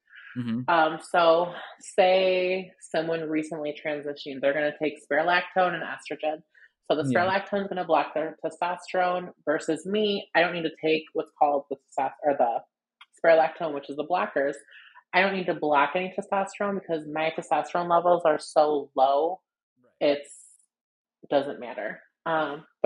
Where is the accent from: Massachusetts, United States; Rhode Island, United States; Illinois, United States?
Illinois, United States; Evanston; also born or lived in Chicago, Illinois / Las Vegas, Nevada; I was born in Evanston, Illinois. I've lived in the city. I've lived in Las Vegas.